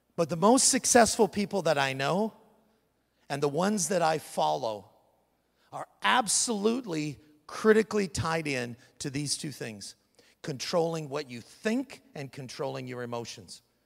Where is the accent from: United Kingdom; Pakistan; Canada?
Canada; now in United States; I'm a Canadian